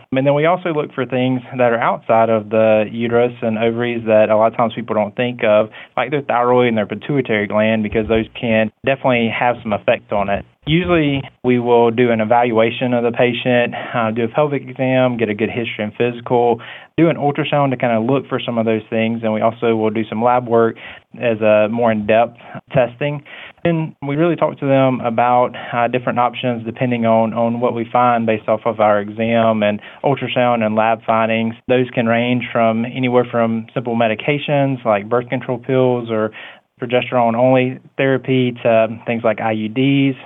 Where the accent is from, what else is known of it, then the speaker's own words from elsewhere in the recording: Coffee County, Georgia, United States; I'm from Coffee County, and, you know, I went into medicine because I just wanted to help patients